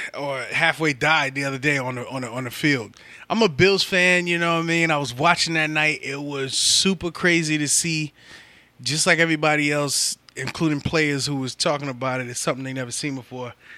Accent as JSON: {"language": "English", "town": "New York City", "region": "New York", "country": "United States", "said": "I'm from the Bronx"}